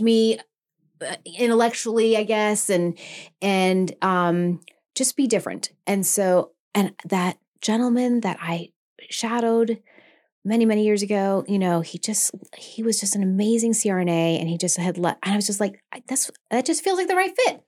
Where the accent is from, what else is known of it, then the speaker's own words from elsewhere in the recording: Maine, United States; I'm from Maine